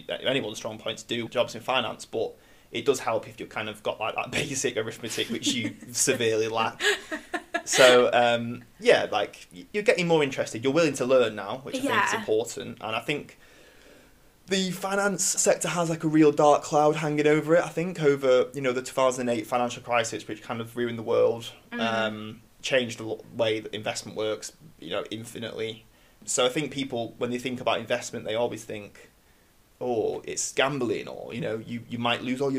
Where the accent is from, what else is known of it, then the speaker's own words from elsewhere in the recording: Manchester, North West England, United Kingdom; I'm 26 and... I'm from Manchester.